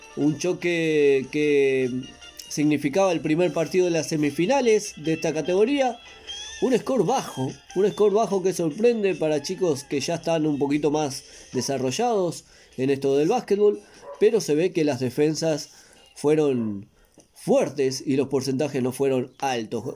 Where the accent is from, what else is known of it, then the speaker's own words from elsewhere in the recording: Maldonado, Uruguay; Y soy de Maldonado